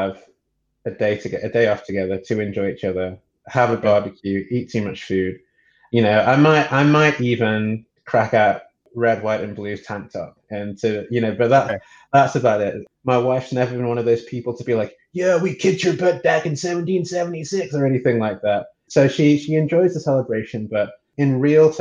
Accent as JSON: {"language": "English", "region": "England", "country": "United Kingdom", "tie": "born or raised there", "moved": "as an adult", "lives_now": "California, United States", "said": "I am from England, born and raised in England to Nigerian parents"}